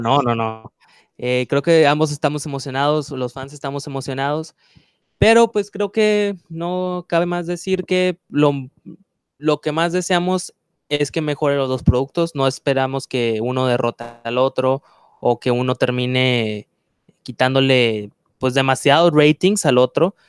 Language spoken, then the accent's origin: Spanish; Mexico; lo que somos, eh, de me, como mexicanos